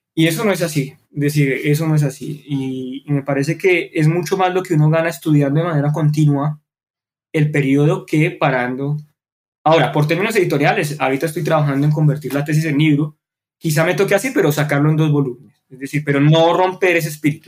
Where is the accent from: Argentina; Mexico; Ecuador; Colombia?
Colombia; nacimos en Colombia